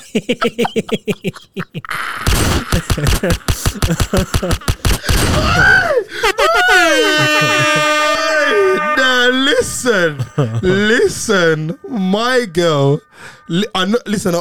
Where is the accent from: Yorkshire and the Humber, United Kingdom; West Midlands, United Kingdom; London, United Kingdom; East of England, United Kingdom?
West Midlands, United Kingdom; Birmingham; moved away; I'm from Brum.